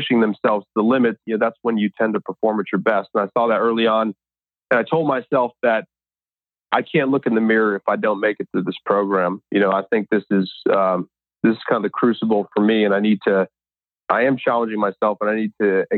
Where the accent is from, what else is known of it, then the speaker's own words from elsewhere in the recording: Connecticut, United States; moved away as an adult; I'm from Connecticut, born and raised, oldest of three boys